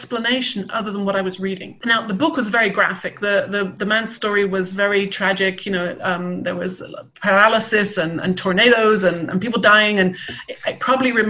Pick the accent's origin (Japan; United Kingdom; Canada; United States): United Kingdom; West Country, South West England; I grew up in the West Country